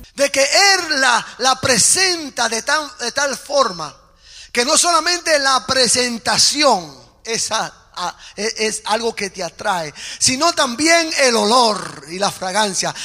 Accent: Puerto Rico; yo hablo en términos puertorriqueños, porque soy puertorriqueño

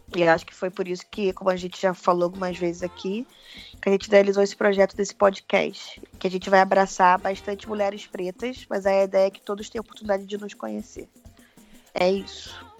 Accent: Rio de Janeiro, Brazil; moved away as an adult; now in São Paulo, Brazil; eu hoje moro em São Paulo, tenho um ano, moro no centro de São Paulo, mas sou carioca.

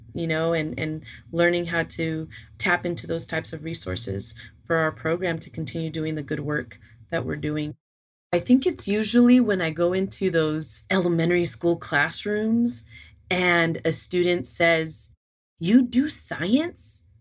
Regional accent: Los Angeles, California, United States; moved away as an adult; now in Georgia, United States; I was originally born and raised in California, LA.

